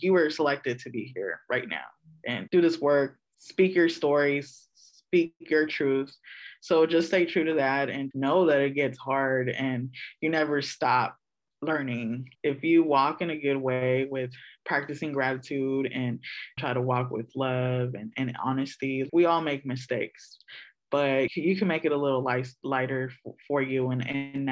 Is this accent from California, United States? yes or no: yes; Oakland, California, United States; I'm born and raised in East Oakland in the village of Huchin.